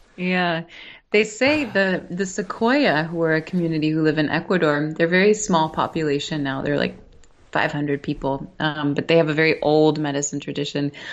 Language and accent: English; New York City, New York, United States; I'm born and raised in New York City